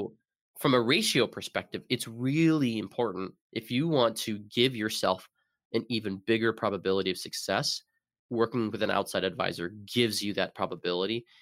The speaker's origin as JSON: {"language": "English", "region": "Arizona", "country": "United States", "also_born_or_lived": "Seattle", "moved": "as an adult", "lives_now": "Burlington, United States", "said": "I'm originally from Arizona."}